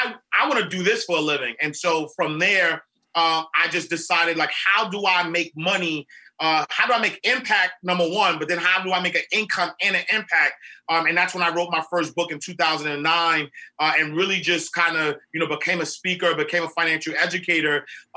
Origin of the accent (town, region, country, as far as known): New York City, New York, United States; born or raised there